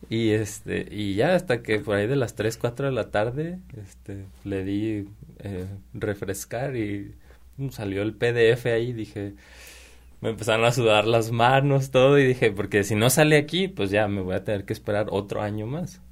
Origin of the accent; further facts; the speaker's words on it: Mexico; moved away as an adult; also born or lived in Prague, Czech Republic / England; Vero y yo somos como, como mexicanos